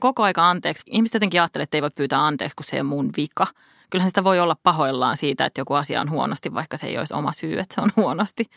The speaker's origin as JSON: {"language": "Finnish", "town": "Helsinki", "region": "Uusimaa", "country": "Finland", "tie": "born or raised there", "said": "Helsinki on mun kotikaupunki"}